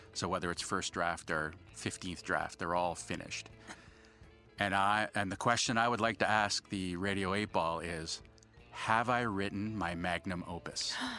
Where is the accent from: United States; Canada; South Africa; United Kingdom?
Canada; being Canadian